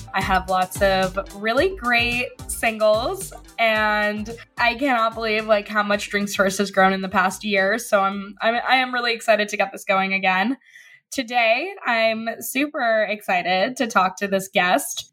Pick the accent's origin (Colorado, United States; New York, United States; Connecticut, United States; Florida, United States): New York, United States; I grew up on the Upper West Side